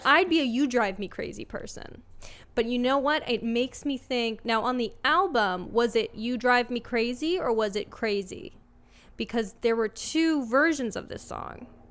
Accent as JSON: {"language": "English", "town": "Los Angeles", "region": "California", "country": "United States", "said": "I'm from L A."}